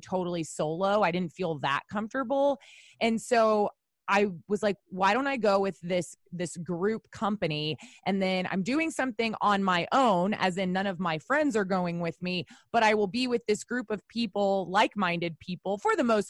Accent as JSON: {"language": "English", "region": "Texas", "country": "United States", "also_born_or_lived": "Northeast United States", "said": "as a Texan"}